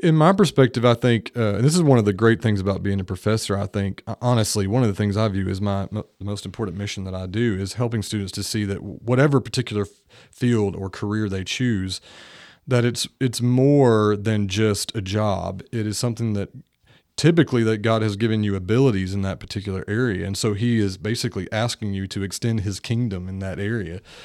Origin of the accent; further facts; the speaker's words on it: Greenville, North Carolina, United States; moved away as an adult; now in Nashville, United States; I pursued a, a degree in science at East Carolina University, which was in my hometown